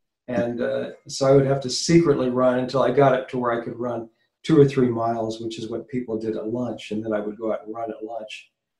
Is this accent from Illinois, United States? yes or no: no; Arizona, United States; also born or lived in Hollywood; I'm from Arizona. Oh, no kidding. Yeah, I was born and raised here. And then in about 1975, I moved off to Hollywood to become a Hollywood reporter.